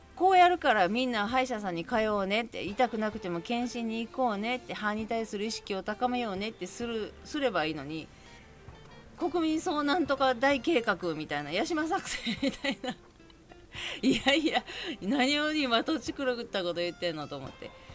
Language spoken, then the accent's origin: Japanese; Kobe, Hyogo, Japan; 神戸市の灘区っていうところに住んでまして、あの、地震で潰れるまで生まれ育ったんですけど